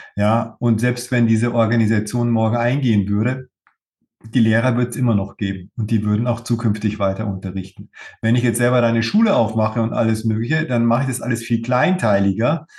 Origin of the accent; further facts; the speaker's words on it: Germany; bei uns in Deutschland